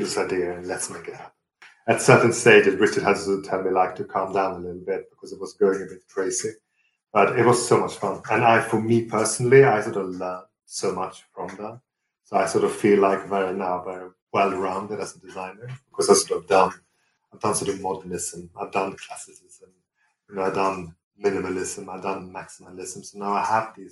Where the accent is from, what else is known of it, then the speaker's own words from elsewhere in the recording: Sweden; also born or lived in Fulham, London; now in London, United Kingdom; growing up in Sweden. So it's almost my homage to my origins.